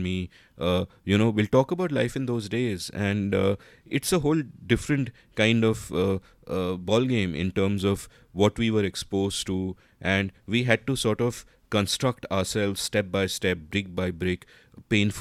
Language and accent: English; India; when we were growing up in India in the 80s and the 90s